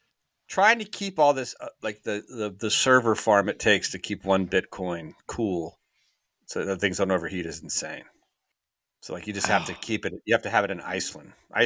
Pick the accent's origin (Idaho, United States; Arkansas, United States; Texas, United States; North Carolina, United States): North Carolina, United States; Raleigh; And he got involved, honestly, because we're from the Raleigh, North Carolina area.